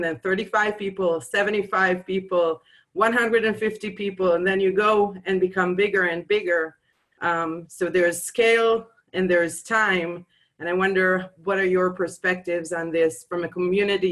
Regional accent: Jerusalem, Jerusalem District, Israel; I'm from Jerusalem in Israel.

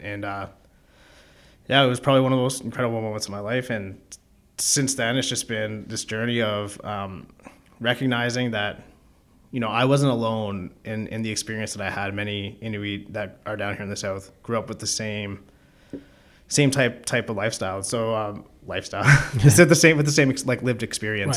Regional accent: Keswick, Ontario, Canada; now in Toronto, Canada; I grew up in Keswick, Ontario, which is a small town about forty-five minutes north of Toronto

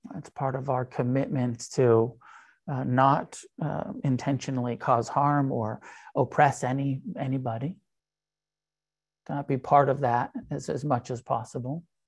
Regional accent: United States; I'm an American

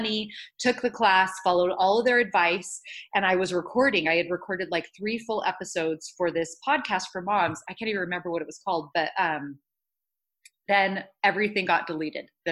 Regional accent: Los Angeles, California, United States; now in Idaho, United States; I grew up in Los Angeles

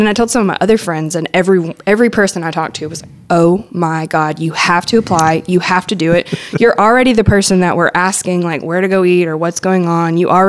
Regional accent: Hattiesburg, Mississippi, United States; moved away as an adult; now in Memphis, United States; I grew up in South Mississippi, mostly in Hattiesburg or the Hattiesburg area, and I wanted to go to a bigger city. Hattiesburg is not like some tiny town or anything, but it is a smaller college town

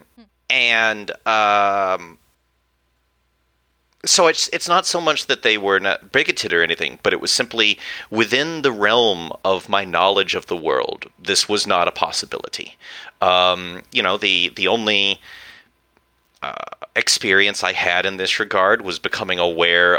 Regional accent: West Texas, United States; growing up in Texas

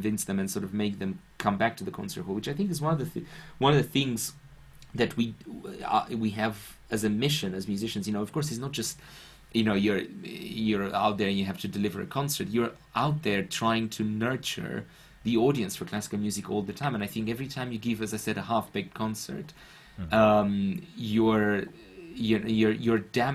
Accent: Bucharest, Romania; English is a second language; now in London, United Kingdom; as I was growing up in Bucharest

